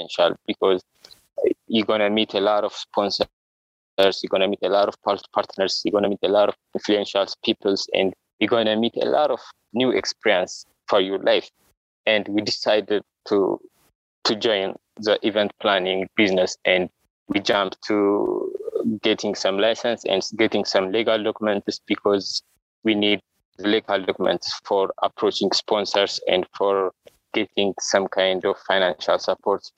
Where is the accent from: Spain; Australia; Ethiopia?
Ethiopia; Addis Ababa; I'm from Addis Ababa, Ethiopia, and I born in Addis Ababa